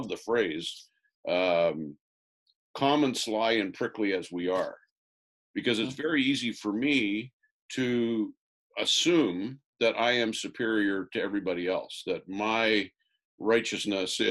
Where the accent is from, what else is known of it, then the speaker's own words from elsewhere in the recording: Orangeville, Ontario, Canada; Orangeville, my hometown